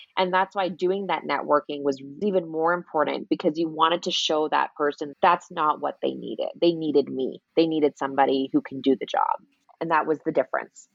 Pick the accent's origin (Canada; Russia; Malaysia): Canada; moved away as an adult; also born or lived in Toronto, Canada / Sydney, Australia; now in Los Angeles, United States; I'm Canadian